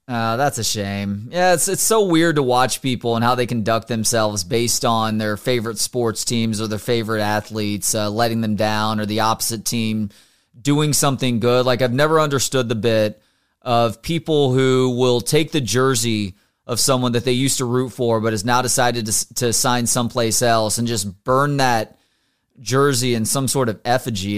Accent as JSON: {"language": "English", "area": "Dallas-Fort Worth area", "region": "Texas", "country": "United States", "tie": "born or raised there", "lives_now": "Austin, United States", "said": "grew up in the D F W area, went to school here in Austin"}